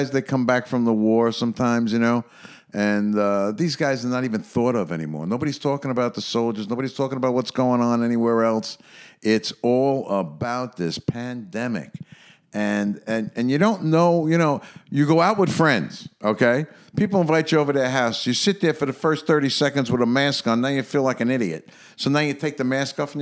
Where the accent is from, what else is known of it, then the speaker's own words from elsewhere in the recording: New York City, New York, United States; being a New Yorker